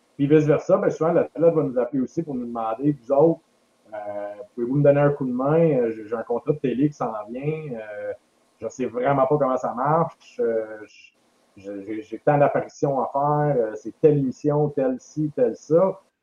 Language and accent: French; Quebec, Canada; je suis un Québécois.